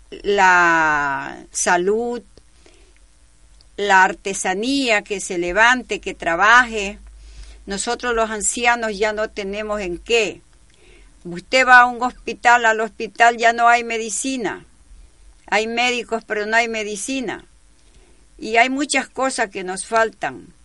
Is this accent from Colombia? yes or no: no; Ecuador; ha sabido defender los derechos de nosotros los ecuatorianos, como gran ecuatoriano que es él.